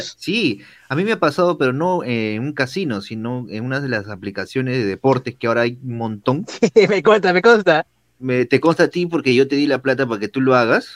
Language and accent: Spanish; Peru; soy de Perú